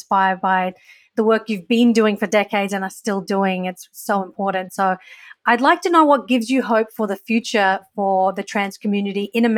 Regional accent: Australia; I used to be so like ashamed of my identity growing up in Australia.

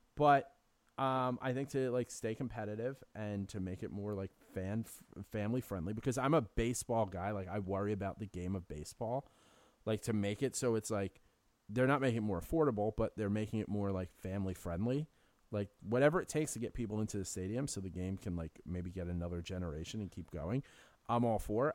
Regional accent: New York City, New York, United States; I grew up on City Island, which is, like, a nice neighborhood in the Bronx

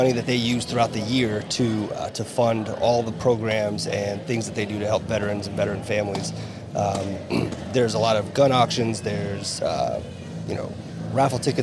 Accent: United States; I'm American and I was raised how to handle a firearm

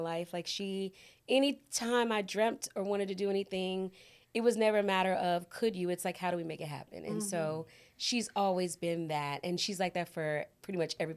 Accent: Fort Worth, Texas, United States; moved away as an adult; also born or lived in Los Angeles, United States; now in Waco, United States; we born and raised in Fort Worth

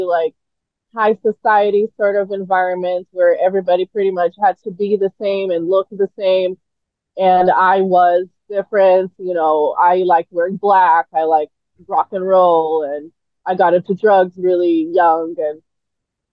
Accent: Brazil; moved away; I actually spoke more English than Portuguese, even though I lived in Brazil, because I went to the American school

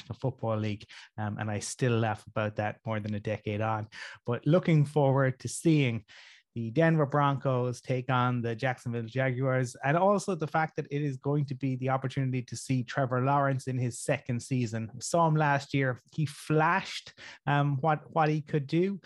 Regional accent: Ireland; we are your Irish brethren

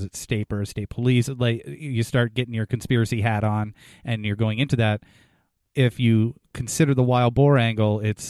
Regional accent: New England, United States; because we're from New England

